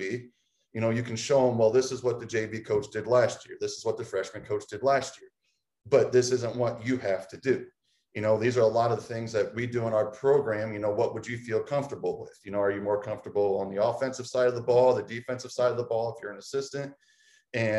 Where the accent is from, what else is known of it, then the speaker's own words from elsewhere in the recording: Tiffin, Ohio, United States; also born or lived in Mansfield, Ohio / Las Vegas; now in Clyde, United States; I came back to my hometown of Tiffin to Heidelberg University